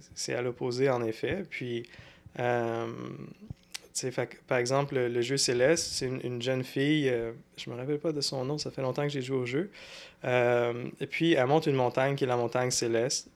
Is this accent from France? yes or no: no; Sherbrooke, Quebec, Canada; also born or lived in Montreal / Longueuil; je suis né à Sherbrooke. J'ai passé les... Dans le fond, jusqu'à temps... jusqu'à temps que j'avais 18 ans, j'étais à Sherbrooke